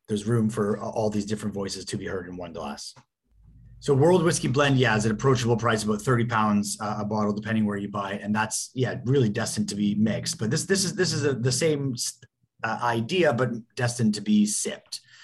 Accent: Canada; growing up in Canada

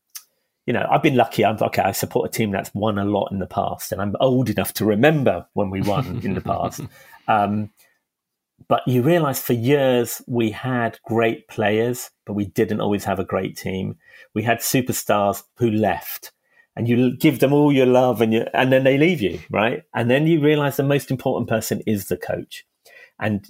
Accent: London, United Kingdom; I'm not from Liverpool. I'm a Hackney boy. I'm from East London. And I always felt kind of affinity from where we were in Hackney growing up in the 70s

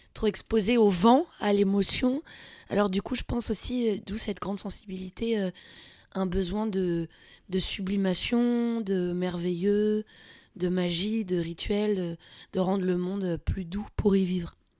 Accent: near Melun, Fontainebleau, Île-de-France, France; J'ai grandi euh, vers Melun, Fontainebleau, dans la forêt

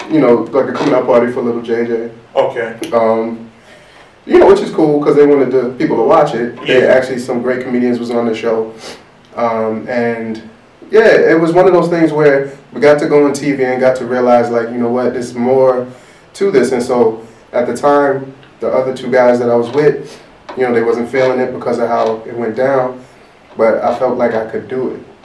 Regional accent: Amityville, New York, United States; Amityville was fun, man. I love growing up

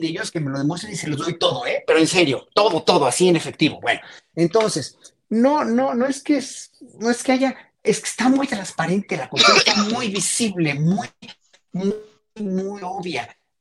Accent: Mexico; como mexicanos

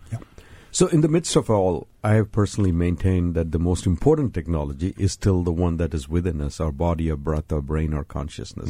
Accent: India; moved away; I was born and raised in India

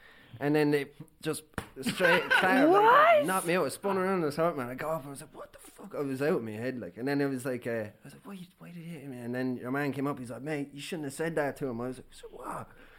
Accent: Ballywilliam, Ireland; we're from Ballywillam, the back arse of the whole.

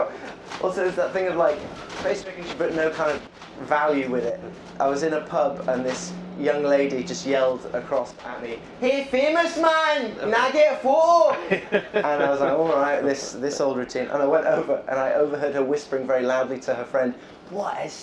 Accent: England, United Kingdom; being an English comedian

